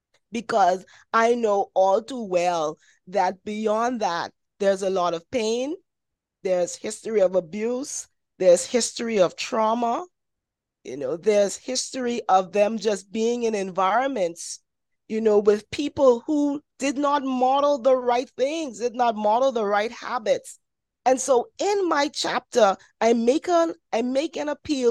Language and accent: English; Bahamas; I'm from the Bahamas.